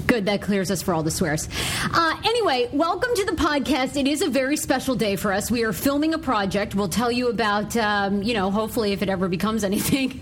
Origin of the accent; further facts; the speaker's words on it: Maine, United States; moved away; my home state of Maine